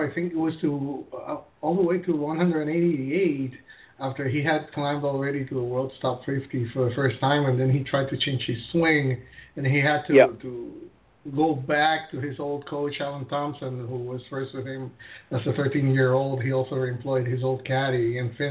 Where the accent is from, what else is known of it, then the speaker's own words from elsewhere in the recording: Puerto Rico; I'm from Puerto Rico